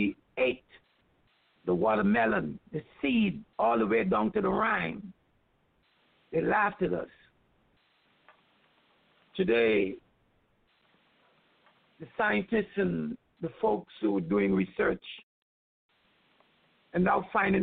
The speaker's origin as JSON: {"language": "English", "country": "Guyana", "tie": "born or raised there", "moved": "yes", "said": "as a child growing up in Guyana"}